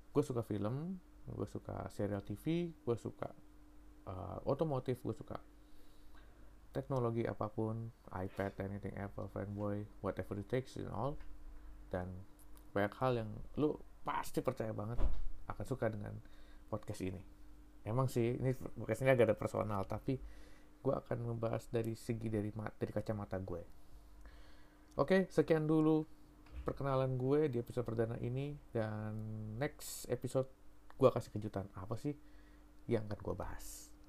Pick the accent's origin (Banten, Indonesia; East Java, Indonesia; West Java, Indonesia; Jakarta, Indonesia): Jakarta, Indonesia; also born or lived in Solo; Tapi gue sendiri besar di Jakarta dan baru kali ini gue merantau ke negeri orang.